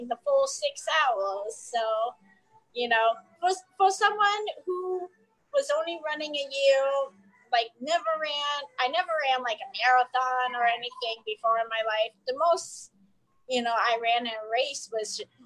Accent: New Jersey, United States; moved away as an adult; moving back down to the area that I grew up in New Jersey

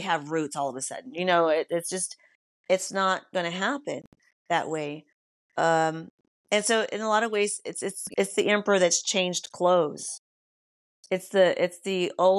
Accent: United States; I can speak for just being American

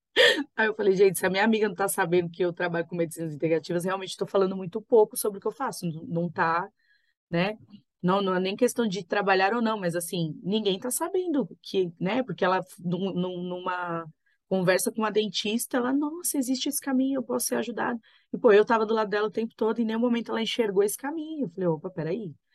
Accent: Brazil; a gente nasceu aqui no Brasil

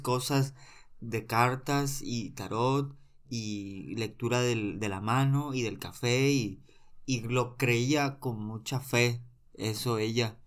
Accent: Monterrey, Nuevo León, Mexico; soy originario de Monterrey

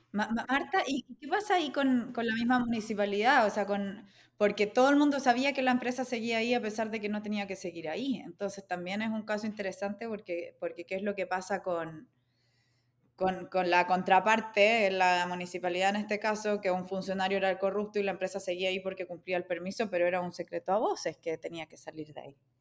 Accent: Chile; mi país, Chile

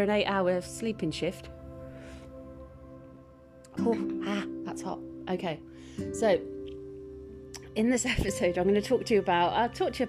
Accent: Birmingham, West Midlands, United Kingdom; accent: Birmingham twang; moved away; I used to live in Birmingham. I did. You might hear the twang in my accent. Sometimes there's a little twang.

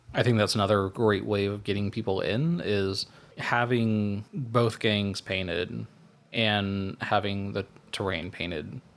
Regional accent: United States; as an American

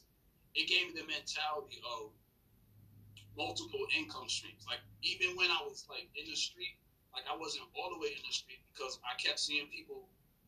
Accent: Albany, New York, United States; I grew up in Arbor Hill

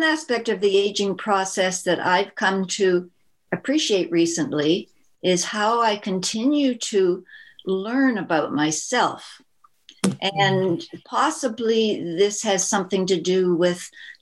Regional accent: Toronto, Ontario, Canada; I was born and raised in Toronto, Canada

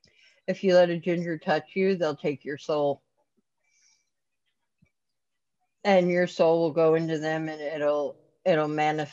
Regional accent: Kentucky, United States; also born or lived in Ohio / Pennsylvania; now in Georgia, United States; To Georgia. Kentucky to Ohio, back to Kentucky, to Pennsylvania, down to Georgia.

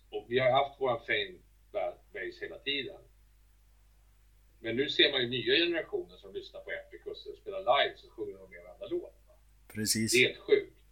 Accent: Sweden; det har tagit många år innan de accepterat oss här hemma i Sverige, det kan jag säga.

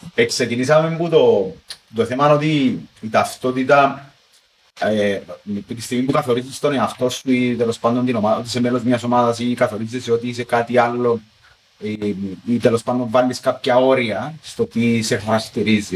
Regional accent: Cyprus; ότι εγώ είμαι Κύπριος

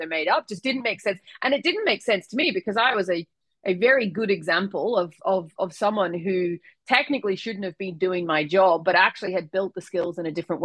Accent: Ireland; moved away; as you can hear from my accent, I was born in Ireland. I come from a very large family

